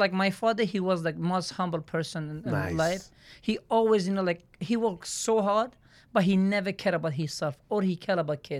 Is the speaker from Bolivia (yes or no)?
no; Turkey; English is a second language; You know, Turkey, so like, we are 18 brothers, sister.